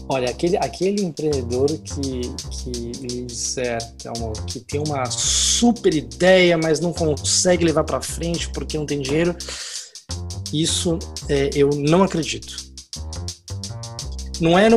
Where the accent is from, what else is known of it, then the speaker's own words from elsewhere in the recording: São Paulo, Brazil; moved away as an adult; now in Lisbon, Portugal; eu migrei aqui para Portugal. Eu sou de São Paulo, né, uhum. Brasil, e, e, morei a vida inteira em São Paulo e migrei aqui para Portugal, aqui para Lisboa, em janeiro de 2016.